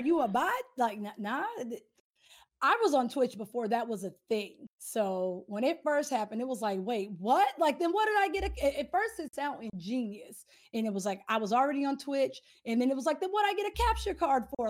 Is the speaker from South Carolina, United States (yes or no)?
no; Southern California, United States; I am from SoCal